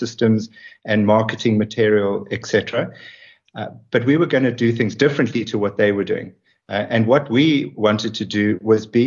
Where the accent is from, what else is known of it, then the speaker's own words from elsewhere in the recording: South Africa; moved away as an adult; as a white person growing up in South Africa